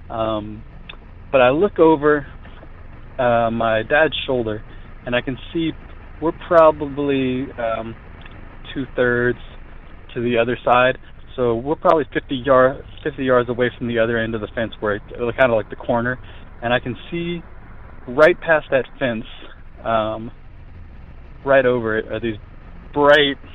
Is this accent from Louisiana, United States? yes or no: yes; Lafayette, Louisiana, United States; Um, I am from Lafayette, Louisiana, and uh, my my story.